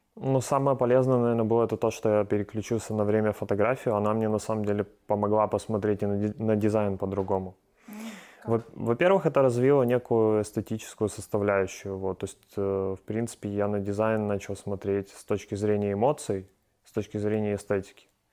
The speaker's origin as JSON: {"language": "Russian", "country": "Ukraine", "said": "здесь у нас в Украине"}